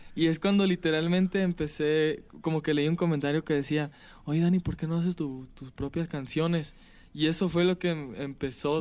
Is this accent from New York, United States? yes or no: no; Palm Springs, California, United States; Yo soy de California, nací en California. ¿En qué lugar? En Palm Springs, California.